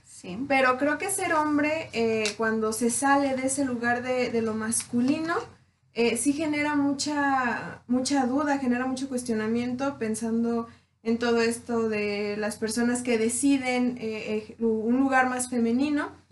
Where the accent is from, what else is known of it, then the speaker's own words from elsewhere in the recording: Tierra Caliente, Mexico; yo soy de Tierra Caliente